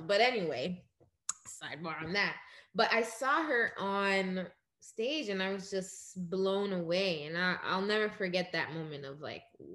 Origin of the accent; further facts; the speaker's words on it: New York City, New York, United States; also born or lived in Dominican Republic / Crown Heights, Brooklyn; Born in Crown Heights, but I grew up in Ozone Park mainly.